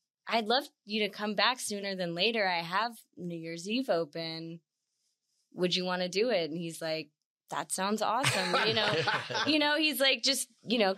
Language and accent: English; Charlotte, North Carolina, United States; moved away as an adult; also born or lived in St. Petersburg, Florida; now in Nashville, United States; I'm originally from Charlotte, North Carolina, and then I was in college in St. Petersburg, Florida